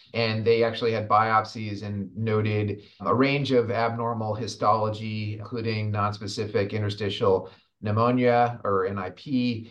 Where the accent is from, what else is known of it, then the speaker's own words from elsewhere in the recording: Rhode Island, United States; my home state of Rhode Island